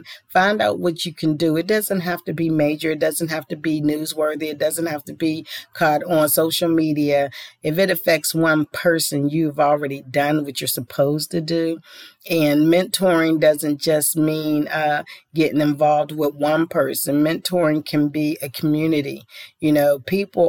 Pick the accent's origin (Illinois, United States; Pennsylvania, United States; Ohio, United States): Pennsylvania, United States; Pittsburgh; my hometown of Pittsburgh